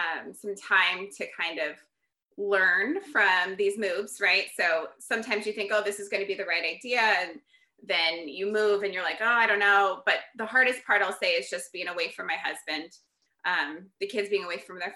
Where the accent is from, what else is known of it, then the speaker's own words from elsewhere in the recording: Fort Wayne, Indiana, United States; moved away as an adult; also born or lived in Bloomington, Indiana / Muncie, Indiana / New Hampshire; now in San Francisco Bay Area, United States; the University of St. Francis, which is in my hometown of Fort Wayne, Indiana